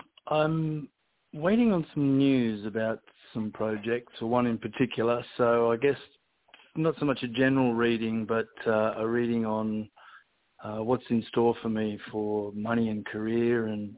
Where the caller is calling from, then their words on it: California, United States; calling from California.